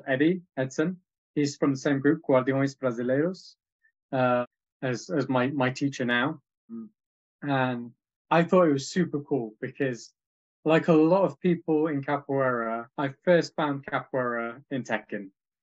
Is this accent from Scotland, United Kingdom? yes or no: no; Leeds, Yorkshire and the Humber, United Kingdom; I moved back from university to my hometown Leeds